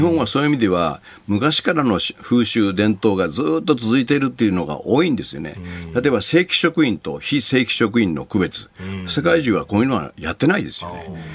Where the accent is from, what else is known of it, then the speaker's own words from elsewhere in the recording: Wakayama, Japan; 雑賀崎という非常に風光明媚な漁村